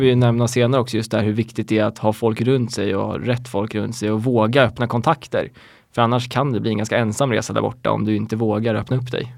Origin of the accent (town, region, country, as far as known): Sweden; moved away as an adult; also born or lived in United States